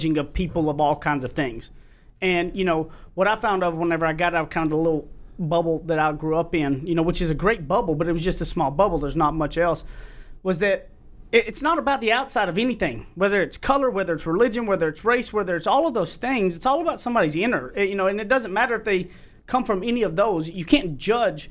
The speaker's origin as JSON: {"language": "English", "region": "East Texas", "country": "United States", "said": "I'm from East Texas"}